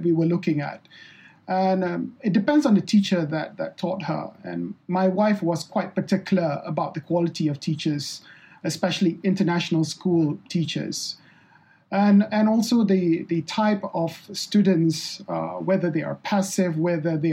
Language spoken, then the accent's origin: English; Malaysia; I'm originally Malaysian